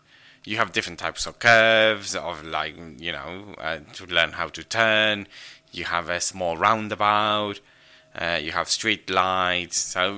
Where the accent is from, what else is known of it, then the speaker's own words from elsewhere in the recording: Argentina; English is a second language; in order to pass your driving test in Argentina, particularly in my hometown, you have to parallel park